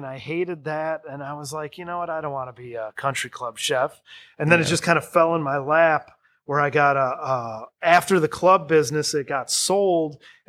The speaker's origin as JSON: {"language": "English", "region": "Michigan", "country": "United States", "also_born_or_lived": "Florida", "moved": "yes", "said": "Then I moved to Florida. I'm originally from Michigan. People know. But I moved to Florida"}